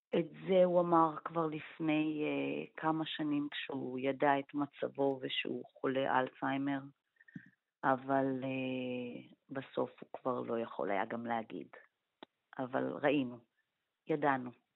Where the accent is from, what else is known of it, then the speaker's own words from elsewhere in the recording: Israel; אנחנו ישראלים